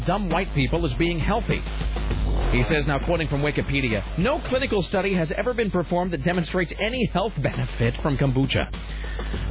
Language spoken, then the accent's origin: English; Portland, Oregon, United States; In Portland, Oregon.